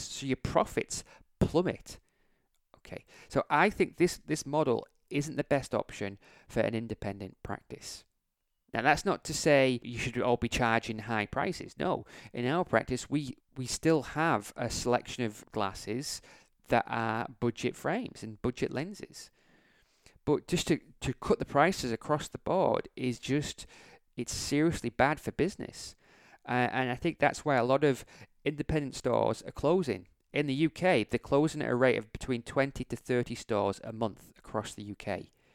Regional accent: England, United Kingdom; I'm from England

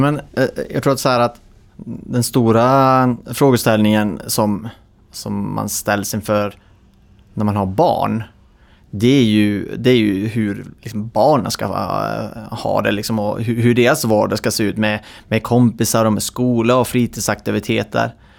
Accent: Idre, Dalarna County, Sweden; moved away as an adult; jag är ju född och uppväxt i Idre, eh, som är så här, en Idregut

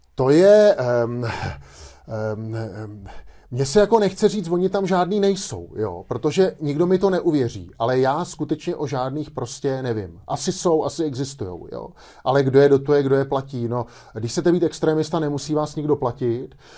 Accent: Czechia

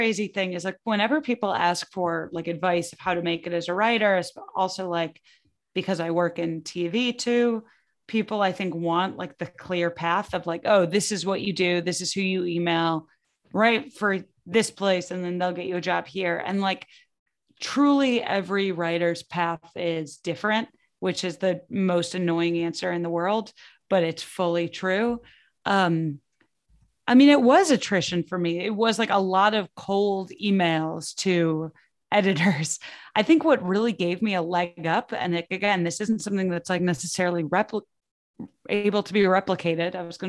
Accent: Midwest, United States; I never really thought that I would make it as an actual like writer just because I'm like from the Midwest and my parents are not in creative fields.

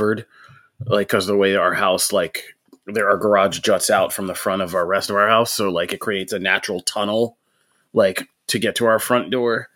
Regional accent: Pennsylvania, United States; I'm from Pennsylvania

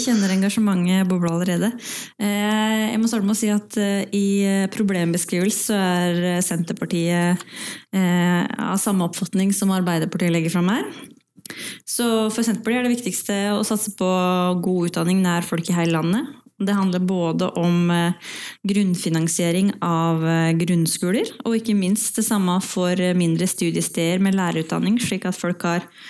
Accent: Valdres, Innlandet, Norway; så kommer jeg fra Valdres i utgangspunktet

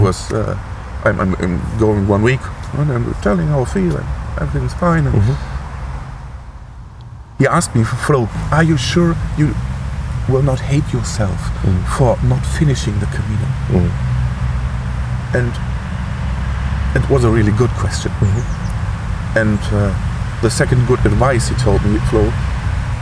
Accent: Germany; at home, Germany

